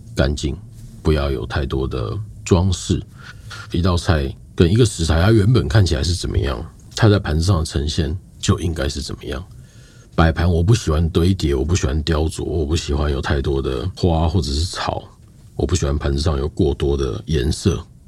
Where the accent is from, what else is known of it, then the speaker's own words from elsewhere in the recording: Taiwan; moved away as an adult; also born or lived in New Zealand / Australia; 我们这一代的台湾人